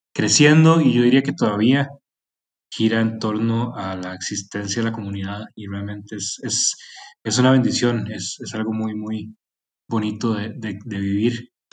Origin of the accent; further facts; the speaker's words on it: Costa Rica; moved away; also born or lived in Mexico; soy de Costa Rica originalmente